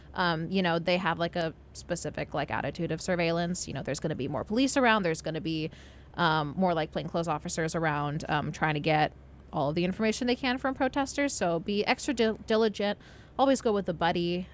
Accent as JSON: {"language": "English", "town": "Los Angeles", "region": "California", "country": "United States", "tie": "born or raised there", "said": "my hometown, like um, like Los Angeles city"}